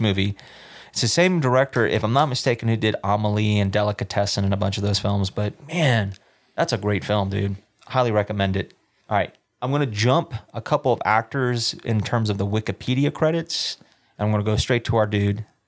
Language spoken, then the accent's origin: English; South Carolina, United States; growing up in South Carolina